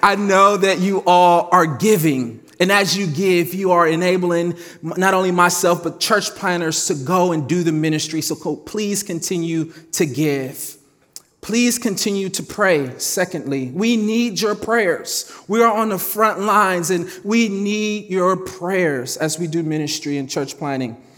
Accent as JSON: {"language": "English", "town": "Cleveland", "region": "Ohio", "country": "United States", "tie": "born or raised there", "said": "I grew up in Cleveland"}